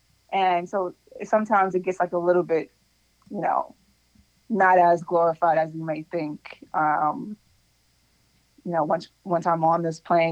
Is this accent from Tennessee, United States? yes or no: no; Long Island, New York, United States; also born or lived in Los Angeles; now in Queens, New York, United States; I'm born and raised out here, not in Queens specifically, but I, you know, was raised out on Long Island